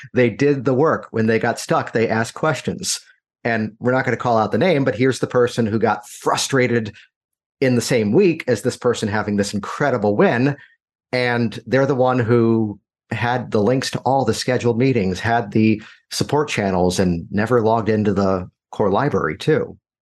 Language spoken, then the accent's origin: English; Virginia, United States; born or raised there